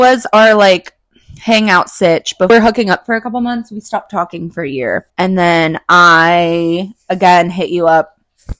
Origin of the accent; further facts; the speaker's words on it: Redwood City, California, United States; I grew up in Redwood City, California.